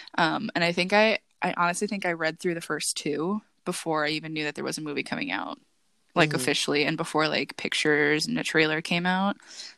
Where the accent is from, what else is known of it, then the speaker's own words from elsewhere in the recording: England, United Kingdom; as a English white person